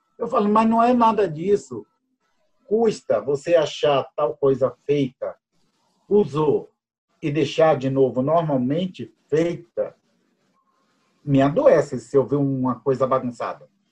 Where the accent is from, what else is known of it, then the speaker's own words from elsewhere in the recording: Jequié, Bahia, Brazil; now in Curitiba, Brazil; Sou baiano, nasci no dia 16 do nove de 62, numa cidadezinha do interior da Bahia, Jequié. É, moro atualmente em Curitiba